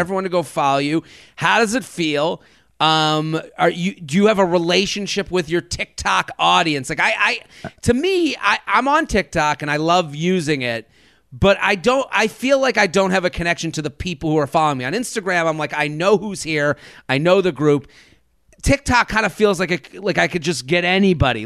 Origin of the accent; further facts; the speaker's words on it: Boston, Massachusetts, United States; as a Bostonian